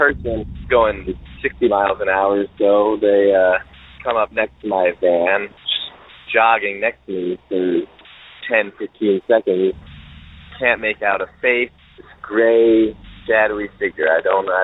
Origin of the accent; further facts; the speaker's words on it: Philadelphia, Pennsylvania, United States; I'm from Philadelphia